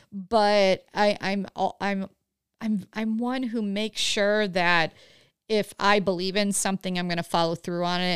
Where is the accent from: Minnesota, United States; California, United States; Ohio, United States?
Ohio, United States; Huron; moved away; grew up right by Cedar Point, um, in Huron, Ohio.